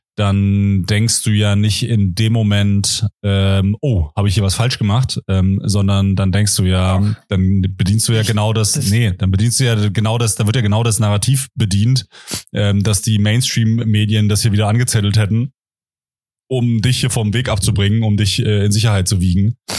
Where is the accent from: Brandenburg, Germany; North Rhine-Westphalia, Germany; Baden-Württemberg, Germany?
Brandenburg, Germany; Potsdam; in Potsdam, in meiner Heimatstadt